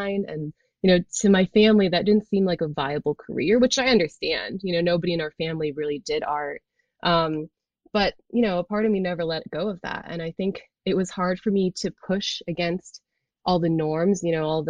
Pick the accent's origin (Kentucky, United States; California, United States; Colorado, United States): California, United States; Bay Area; I grew up in the Bay Area in California.